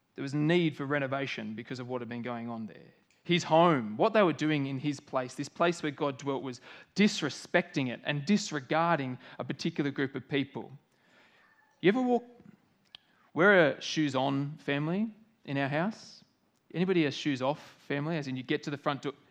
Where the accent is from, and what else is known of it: Australia